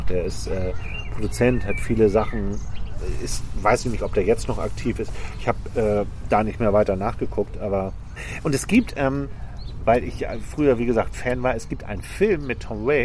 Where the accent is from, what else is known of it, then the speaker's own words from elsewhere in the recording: Hamburg, Germany; ich komme aus Altona in Hamburg und da gab es den Spritzenplatz, oder den gibt es auch immer noch.